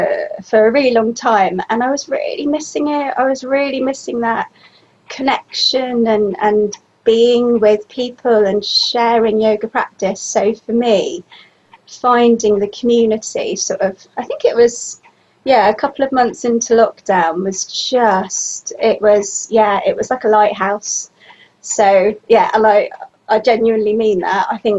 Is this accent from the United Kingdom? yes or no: yes; Bristol, South West England, United Kingdom; I'm from Bristol, which is like in the southwest of the UK, and I am 48.